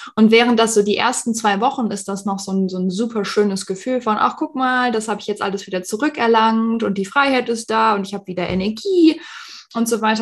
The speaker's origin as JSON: {"language": "German", "town": "Düsseldorf", "region": "North Rhine-Westphalia", "country": "Germany", "also_born_or_lived": "Arizona, United States", "moved": "as an adult", "lives_now": "Phoenix, United States", "said": "ich bin ursprünglich aus Düsseldorf, ich hatte auch dort meine Praxis"}